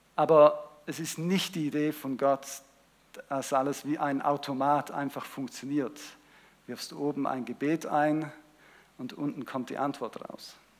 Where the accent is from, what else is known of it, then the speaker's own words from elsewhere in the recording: Switzerland; ich bin ja in der Schweiz aufgewachsen mehrheitlich